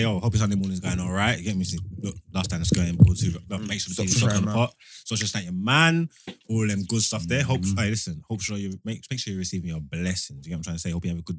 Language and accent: English; Nottingham, East Midlands, United Kingdom; I've been traveling all day because I come from Nottingham. Big up the Nottingham crew. Oh, there's bare black people in Nottingham, you know?